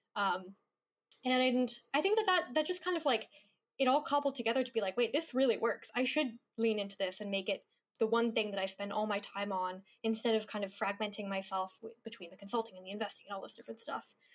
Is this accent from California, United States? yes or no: yes; Mendocino, California, United States; moved away as an adult; also born or lived in New York / Los Angeles; I grew up in a small rural town in Northern California